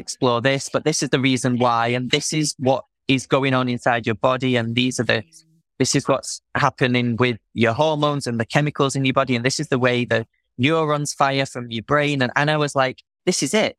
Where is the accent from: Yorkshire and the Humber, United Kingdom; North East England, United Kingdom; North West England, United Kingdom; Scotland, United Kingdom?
North West England, United Kingdom; Manchester; moved away; also born or lived in Wales